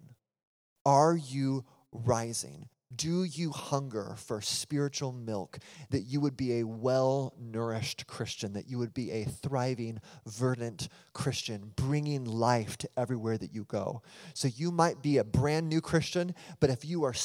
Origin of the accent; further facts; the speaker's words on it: United States; I'm American